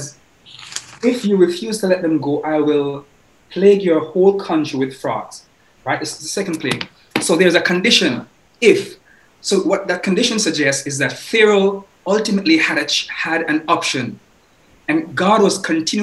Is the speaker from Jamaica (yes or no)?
yes; Jamaica; Growing up in Jamaica